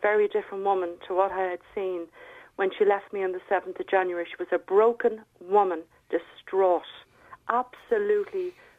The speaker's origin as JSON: {"language": "English", "country": "Ireland", "said": "I feel very sad as an Irish person. And I, as I said, I love Ireland and I love the people. And I'll be buried here."}